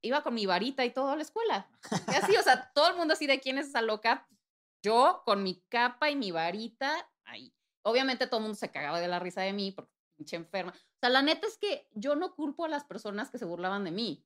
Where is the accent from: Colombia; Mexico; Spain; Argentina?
Mexico; Puebla; moved away as an adult; now in Mexico City, Mexico; pues crecí en, eh, Puebla, soy de Puebla, Puebla, Puebla